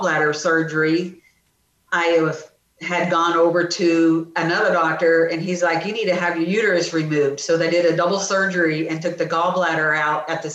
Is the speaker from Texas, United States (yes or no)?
yes; The Woodlands, Texas, United States; also born or lived in Dallas, Texas; now in Sealy, United States; I grew up in the Woodlands